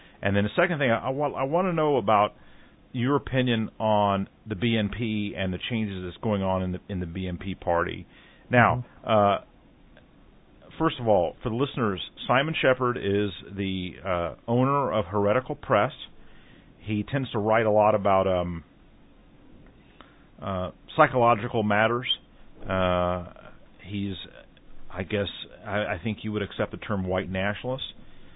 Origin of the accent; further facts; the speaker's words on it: United States; an American like myself